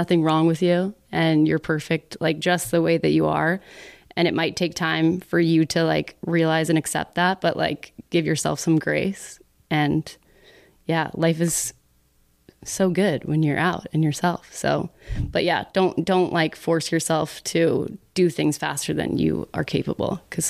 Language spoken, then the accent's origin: English; Dallas, Texas, United States; Spread the news. I'm from Dallas, you know.